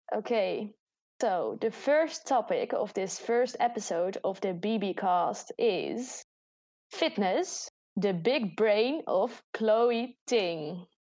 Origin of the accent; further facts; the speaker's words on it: Netherlands; accent: Dutch; English is a second language; I'm from the Netherlands